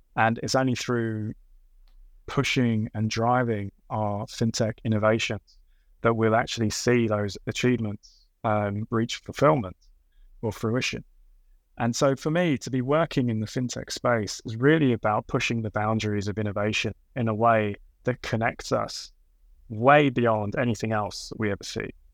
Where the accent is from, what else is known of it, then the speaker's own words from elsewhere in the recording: London, United Kingdom; growing up in Southeast London